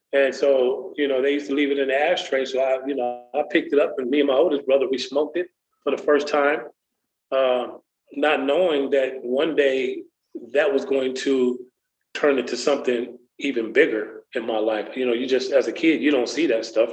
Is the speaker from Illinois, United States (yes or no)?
yes; Waukegan, Illinois, United States; now in Lexington, United States; I grew up in Waukegan, Illinois, not too far from Chicago